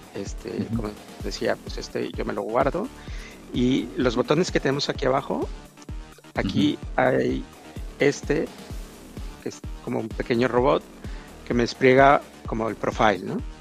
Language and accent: Spanish; Mexico; yo soy de mexicano